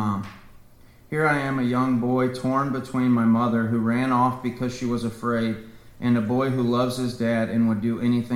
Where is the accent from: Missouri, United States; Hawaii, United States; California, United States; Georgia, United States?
Missouri, United States; Jefferson County; also born or lived in St. Louis, Missouri; I was born in St. Louis, Missouri. I grew up in Jefferson County, so I'm a Jeffco boy.